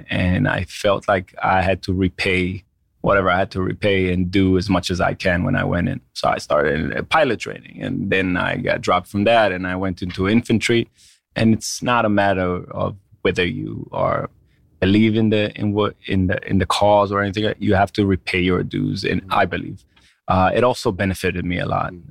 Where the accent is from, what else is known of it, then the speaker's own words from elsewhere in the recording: Israel; moved away as an adult; now in New York, United States; So I I've only been in the states for 13 years now. I grew up in Israel all my life. Came here. My father was in the restaurant business in New York. Had Moroccan restaurants.